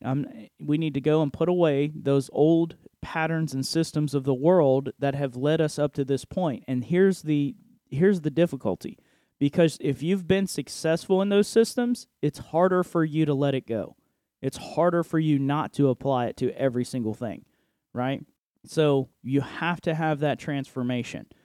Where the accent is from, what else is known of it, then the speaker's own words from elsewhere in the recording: United States; I am an American citizen